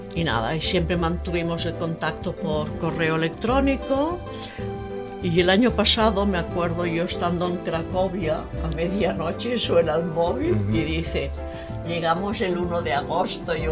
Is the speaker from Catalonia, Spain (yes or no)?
yes; Vilanova i la Geltrú, Catalonia, Spain; also born or lived in Barcelona / Lausanne, Switzerland; nací en Barcelona, cerca del mar, a unos 50 kilómetros de la capital, en Vilanova y la Geltrú